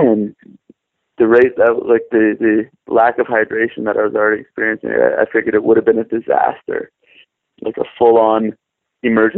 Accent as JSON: {"language": "English", "town": "Windsor", "region": "Ontario", "country": "Canada", "also_born_or_lived": "Korea", "moved": "as an adult", "said": "I'm from Windsor, Ontario, Canada"}